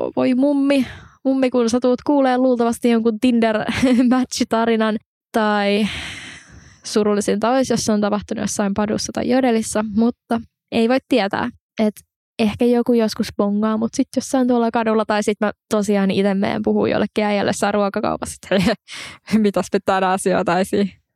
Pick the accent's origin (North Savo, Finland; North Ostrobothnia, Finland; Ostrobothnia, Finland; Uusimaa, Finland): Uusimaa, Finland; Espoo; moved away; mä oon alun perin siis Espoosta ja mun mummi ja pappa asuu edelleen Espoossa